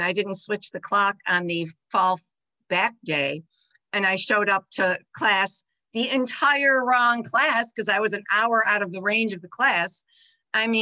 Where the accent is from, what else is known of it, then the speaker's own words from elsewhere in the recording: Buffalo, New York, United States; moved away as an adult; now in Grand Rapids, United States; I was born in Buffalo, New York to a big Italian family